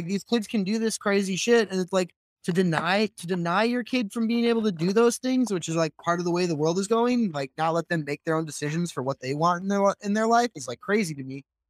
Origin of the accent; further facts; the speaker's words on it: Midwest, United States; I grew up in the Midwest where it's like the Bible Belt